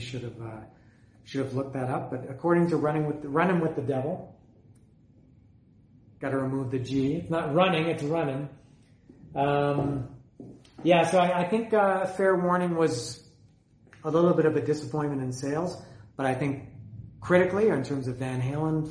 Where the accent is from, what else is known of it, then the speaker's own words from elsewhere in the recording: Canada; I'm Canadian